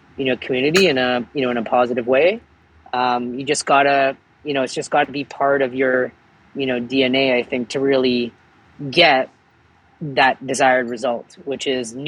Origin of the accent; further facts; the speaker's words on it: Toronto, Ontario, Canada; I was born and raised in Scarborough